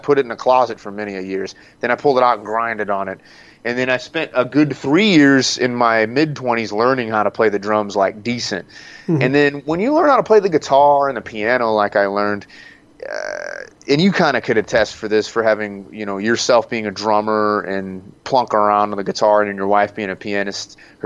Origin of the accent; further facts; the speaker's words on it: Southern Illinois, United States; accent: non-accent; I'm from Southern Illinois